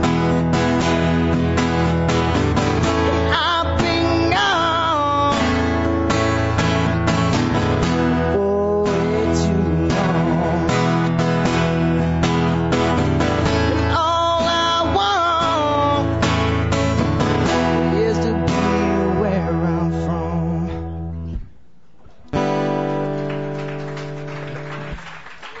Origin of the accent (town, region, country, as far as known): Kakabeka Falls, Ontario, Canada; born or raised there